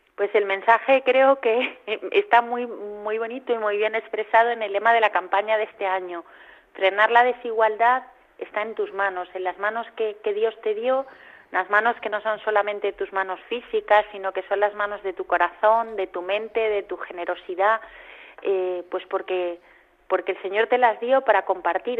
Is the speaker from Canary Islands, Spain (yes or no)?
no; Majorca, Balearic Islands, Spain; moved away as an adult; also born or lived in Democratic Republic of the Congo / Cameroon; now in Madrid, Spain; soy mallorquina